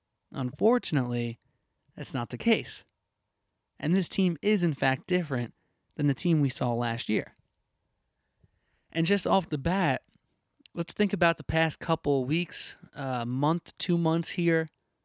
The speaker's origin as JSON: {"language": "English", "region": "New York", "country": "United States", "said": "But as a New Yorker, as a listener of the SBNY podcast, and as a baseball fan"}